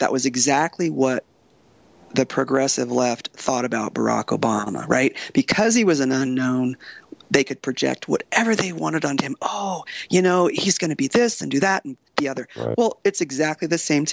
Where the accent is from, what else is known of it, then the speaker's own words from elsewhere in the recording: Coronado, California, United States; I grew up in Coronado, you know, very Republican, right-wing kind of environment